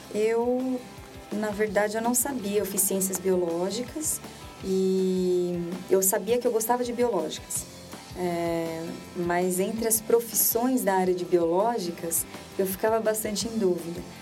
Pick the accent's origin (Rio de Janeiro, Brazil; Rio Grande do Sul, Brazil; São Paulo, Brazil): São Paulo, Brazil; Ourinhos; born or raised there; moved away as an adult